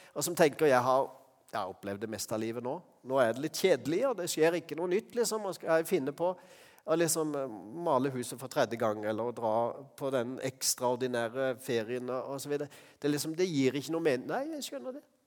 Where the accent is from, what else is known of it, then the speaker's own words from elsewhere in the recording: Norway; vi er fra Norge